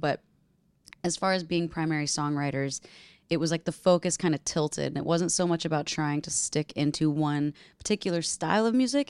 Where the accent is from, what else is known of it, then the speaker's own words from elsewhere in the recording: Nashville, Tennessee, United States; my first adult experience living in my hometown by myself in my own house.